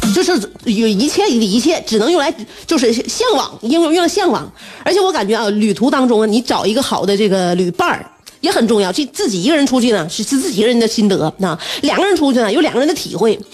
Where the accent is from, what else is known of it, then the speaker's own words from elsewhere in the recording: China; 我们本身来自于一个烤串儿大国